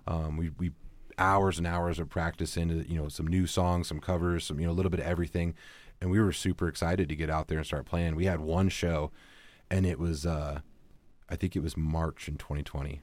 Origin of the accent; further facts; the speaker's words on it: Battle Ground, Washington, United States; I grew up in Battleground.